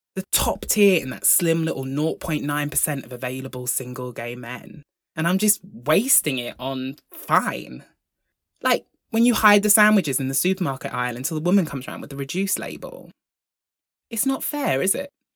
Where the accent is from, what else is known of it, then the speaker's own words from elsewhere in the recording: Broughton, United Kingdom; I grew up in Broughton, the largest village in the solar system.